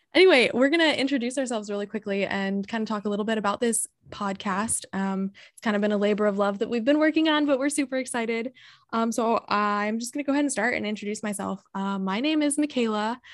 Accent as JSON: {"language": "English", "town": "San Diego", "region": "California", "country": "United States", "moved": "as an adult", "lives_now": "Michigan, United States", "said": "I'm from San Diego"}